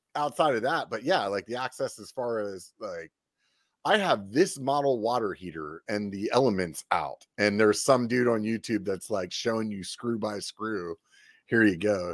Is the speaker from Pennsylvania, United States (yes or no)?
yes; Pennsylvania, United States; now in California, United States; from Pennsylvania originally